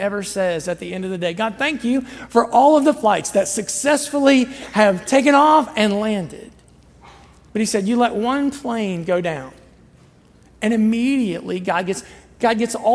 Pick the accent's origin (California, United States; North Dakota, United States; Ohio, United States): Ohio, United States; Southern; I'm from Southern Ohio